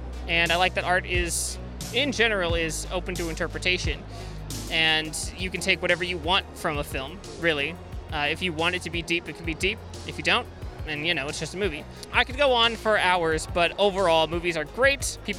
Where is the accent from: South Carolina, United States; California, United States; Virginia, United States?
California, United States; San Diego; I'm from San Diego, California